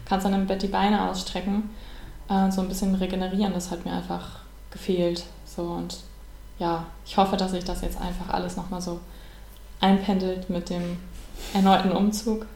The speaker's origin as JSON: {"language": "German", "town": "Bonn", "region": "North Rhine-Westphalia", "country": "Germany", "tie": "born or raised there", "said": "in Bonn, in meiner Heimatstadt"}